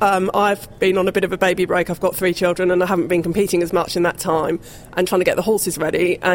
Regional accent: Horsham, South East England, United Kingdom; My horse is called Cashmere, and I'm from Horsham in West Sussex

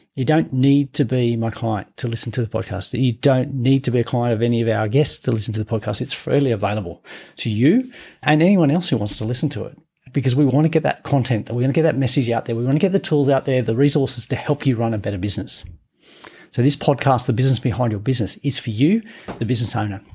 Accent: Gunnedah, New South Wales, Australia; I grew up in a country town in New South Wales, I'm from Gunnedah

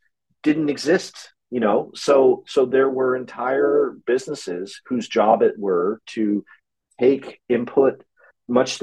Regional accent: Halifax, Nova Scotia, Canada; here in my hometown of Halifax

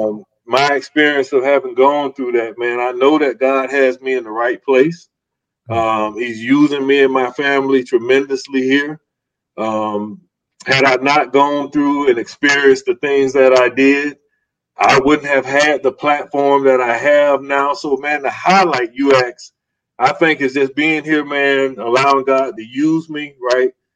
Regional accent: Zellwood, Florida, United States; grew up in a little small town, actually on the outskirts of Apopka, a little town called Zellwood, Florida

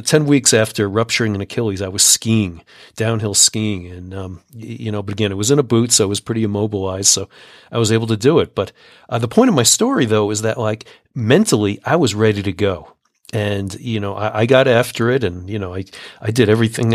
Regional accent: United States; also born or lived in Colorado; as an American

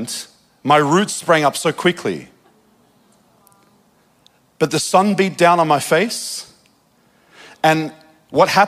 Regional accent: Australia; moved away; also born or lived in Redding, California; I'm from Australia

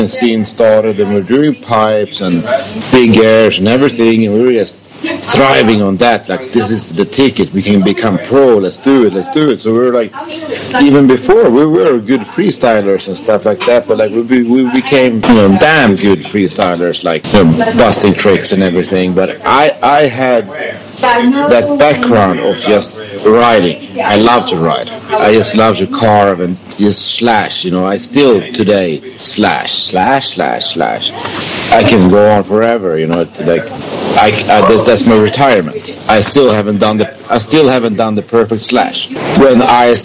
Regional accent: Sweden; born or raised there

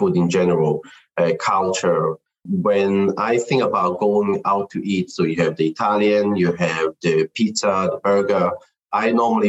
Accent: Israel; moved away as an adult; now in United Kingdom; So I'm Chinese. I was born in Israel. I grew up there.

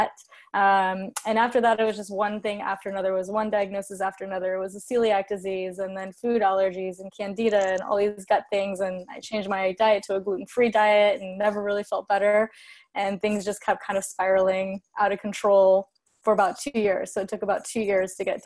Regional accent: California, United States; I'm from California, lived on the West Coast my whole life

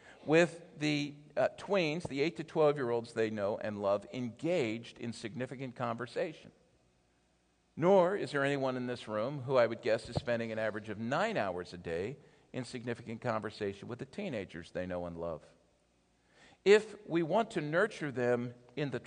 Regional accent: Philadelphia, Pennsylvania, United States; I'm from the Philadelphia area

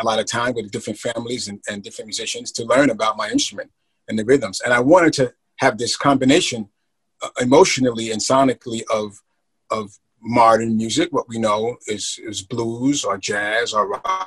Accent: New York City, New York, United States; I'm from the Bronx

